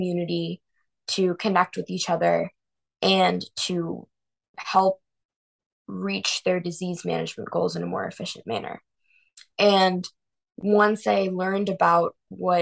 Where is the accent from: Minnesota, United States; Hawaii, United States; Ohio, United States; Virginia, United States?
Ohio, United States; Avon; We grew up in Avon, same town in Cleveland together